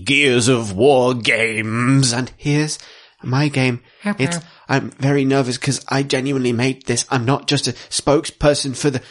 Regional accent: Canterbury, New Zealand; I'm from Canterbury.

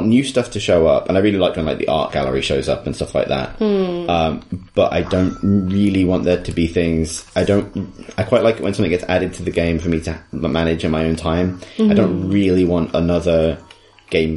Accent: England, United Kingdom; as an English person

